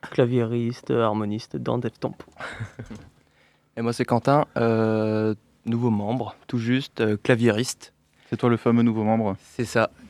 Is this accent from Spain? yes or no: yes; Spain; French is a second language; Personne n'est doué en prononciation. Euh, de base, on est espagnol, c'est pour ça.